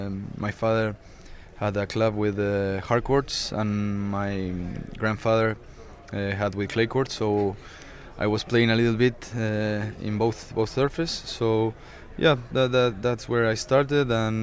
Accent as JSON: {"language": "English", "town": "Bahía Blanca", "region": "Buenos Aires Province", "country": "Argentina", "tie": "born or raised there", "second_language": "English", "said": "I'm from Bahía Blanca. It's a small city south of Buenos Aires in Argentina."}